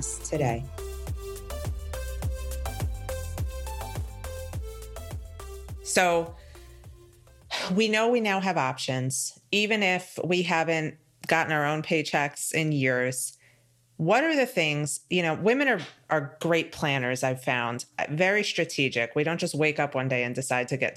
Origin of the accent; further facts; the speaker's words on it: New York, United States; now in Florida, United States; I'm from New York, where things are handled very differently.